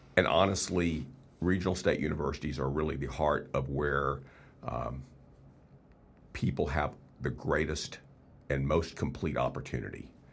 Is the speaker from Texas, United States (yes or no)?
yes; Texas, United States; moved away as an adult; also born or lived in Oklahoma / Arkansas / South Dakota; I was born and raised in Texas